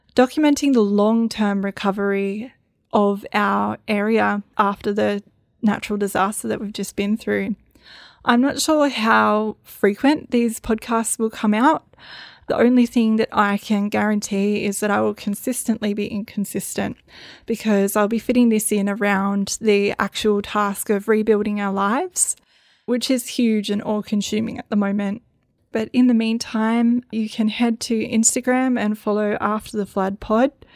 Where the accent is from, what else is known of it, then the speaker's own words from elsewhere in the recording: Northern Rivers, New South Wales, Australia; my story of growing up in the Northern Rivers